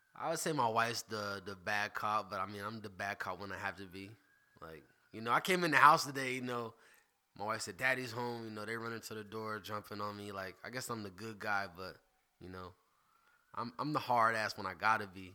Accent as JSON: {"language": "English", "town": "Greenville", "region": "South Carolina", "country": "United States", "tie": "born or raised there", "said": "I'm from Greenville, South Carolina. Born at Greenville Memorial"}